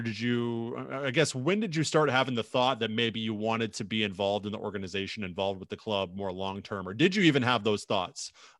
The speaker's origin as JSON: {"language": "English", "region": "Illinois", "country": "United States", "lives_now": "Minnesota, United States", "said": "I'm from Illinois, so a little bit south of Minnesota."}